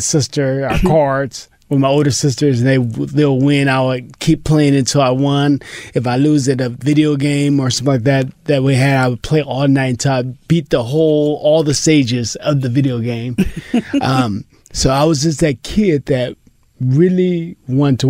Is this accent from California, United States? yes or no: yes; Pomona, California, United States; I was Pomona